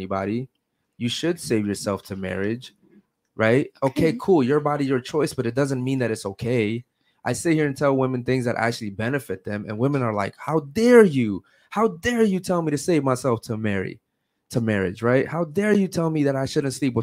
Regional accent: Baltimore, Maryland, United States; moved away; I come from Baltimore, Maryland, where all you see is murders, drugs, and all anything bad you can think

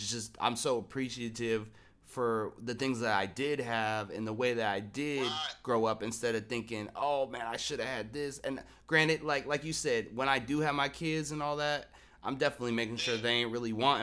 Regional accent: Seattle, Washington, United States; I'm from Seattle, born and raised

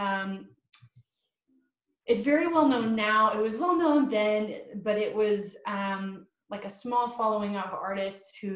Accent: Johnson City, Tennessee, United States; moved away; also born or lived in Nashville, Tennessee / Chattanooga, Tennessee; I started out in Johnson City. That was my hometown

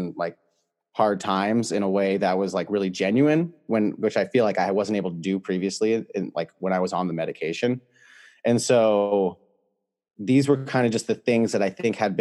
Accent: California, United States; I'm from California

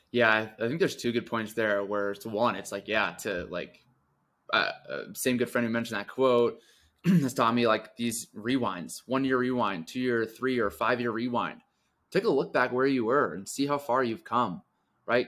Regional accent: Connecticut, United States; moved away as an adult; also born or lived in suburbs of New York City; now in Denver, United States; I grew up in Connecticut, so I moved to the suburbs of New York City

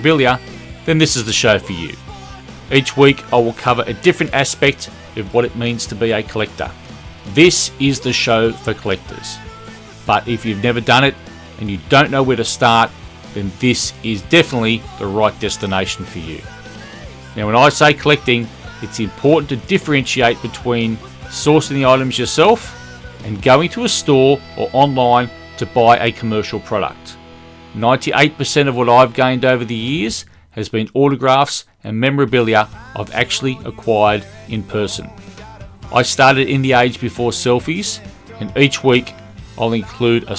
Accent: Australia; accent: Australian; as you can tell from the accent, I'm an Australian.

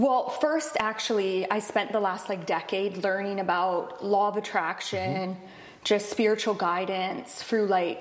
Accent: Vancouver, British Columbia, Canada; I grew up in Vancouver, BC.

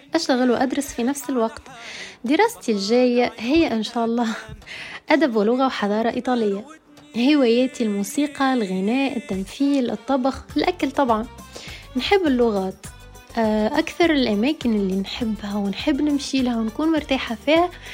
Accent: Tunisia; من تونس

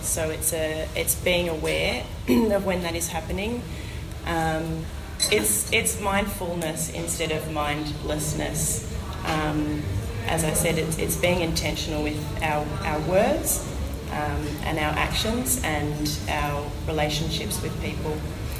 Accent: Moama, New South Wales, Australia; also born or lived in Melbourne; So I'm a local girl. I grew up here in Moama. I went to the local Moama Public School, did a couple of years of high school here, and then went off to boarding school in Melbourne.

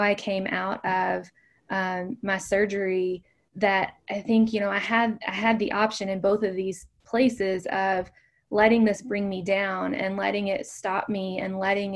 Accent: Kentucky, United States; moved away as an adult; I grew up in a very small town in Kentucky. It's known as the bourbon capital of the world

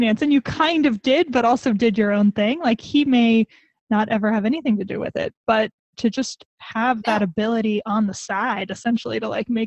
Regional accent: United States; moved away as an adult; also born or lived in Iowa / Wyoming; I'm a kid from Iowa and Wyoming. I had never been anywhere until I was 18

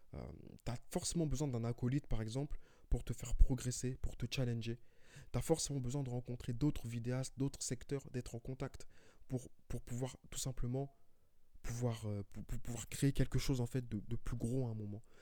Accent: Paris, Île-de-France, France; je suis de Paris.

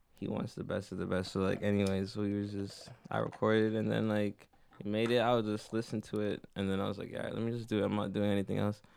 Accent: Toronto, Ontario, Canada; born or raised there; also born or lived in Jamaica

